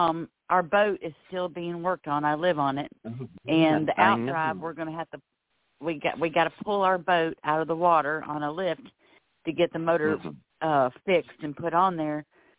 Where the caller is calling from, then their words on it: Florida, United States; calling from Florida.